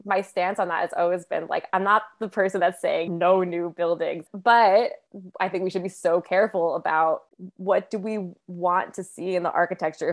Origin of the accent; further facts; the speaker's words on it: New Haven, Connecticut, United States; moved away as an adult; now in Philadelphia, United States; I grew up in New Haven